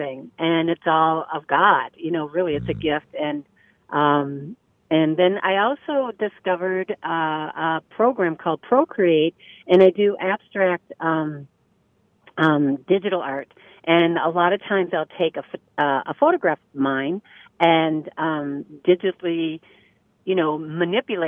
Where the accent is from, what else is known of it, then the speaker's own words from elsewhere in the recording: Minneapolis, Minnesota, United States; I'm from Northeast